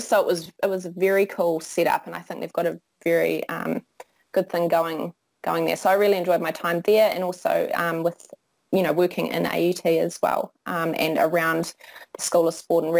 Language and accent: English; Whanganui, Manawatū-Whanganui, New Zealand; also born or lived in Palmerston North / Ireland / Auckland; I grew up in Whanganui with my parents and my younger brother, and I finished high school in Whanganui